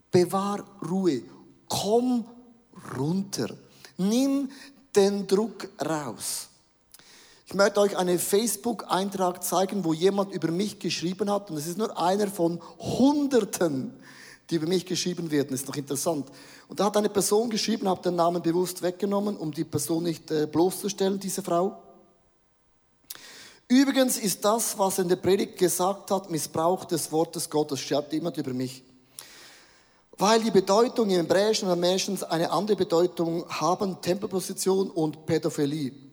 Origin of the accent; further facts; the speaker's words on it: Switzerland; Nein, wir sind ja Schweizer, wir sind grundsätzlich mal neutral.